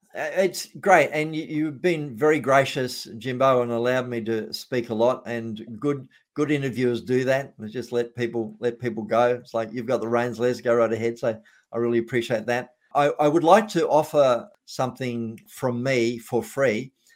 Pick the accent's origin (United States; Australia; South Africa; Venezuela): Australia; being an Australian